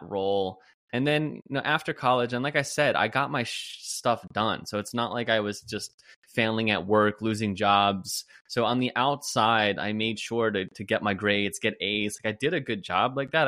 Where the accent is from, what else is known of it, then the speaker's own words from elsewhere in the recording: New Jersey, United States; moved away as an adult; also born or lived in Pennsylvania / Carlsbad, California; I'm from New Jersey